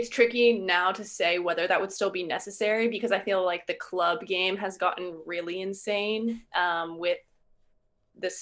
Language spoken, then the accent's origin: English; Lorton, Virginia, United States; also born or lived in Honolulu, Hawaii; I moved to Virginia when I was pretty young, like before 2